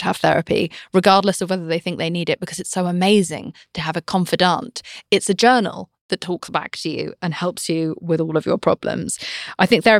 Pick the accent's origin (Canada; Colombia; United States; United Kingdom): United Kingdom; I'm British.